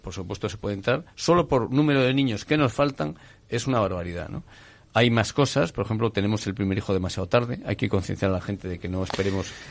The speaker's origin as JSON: {"language": "Spanish", "region": "Asturias", "country": "Spain", "tie": "born or raised there", "said": "yo soy asturiano de nacimiento"}